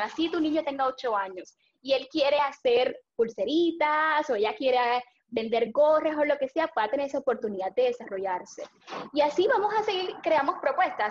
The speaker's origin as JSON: {"language": "Spanish", "town": "Aguada", "country": "Puerto Rico", "said": "puedo servir a mi pueblo"}